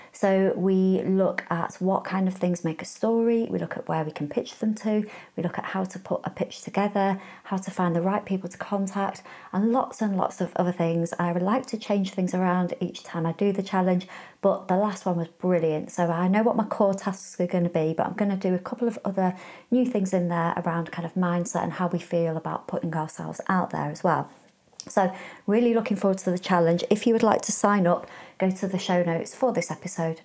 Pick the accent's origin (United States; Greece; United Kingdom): United Kingdom; Warrington, North West England; I'm from Warrington